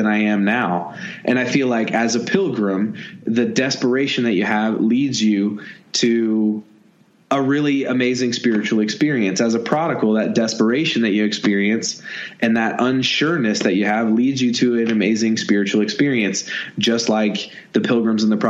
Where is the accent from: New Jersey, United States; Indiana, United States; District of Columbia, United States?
Indiana, United States; I'm from Indiana. I was raised behind a cornfield